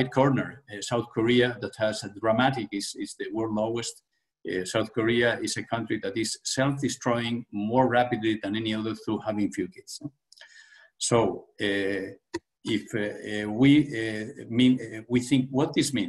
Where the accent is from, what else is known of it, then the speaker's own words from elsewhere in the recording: Asturias, Spain; in the region where I was born in Spain, in Asturias